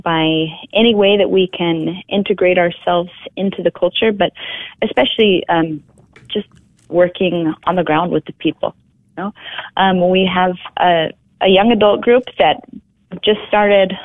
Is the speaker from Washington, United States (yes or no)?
yes; Spokane, Washington, United States; moved away as an adult; also born or lived in Atchison, Kansas; It's the birthplace of my religious family, but I was born and raised in Spokane, Washington